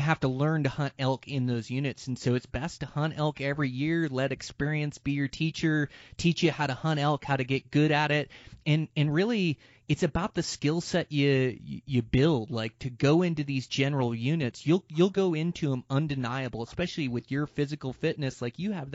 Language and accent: English; Montana, United States; my home state of Montana in this amazing mountain range of like the Gravelies that's in my home range where I live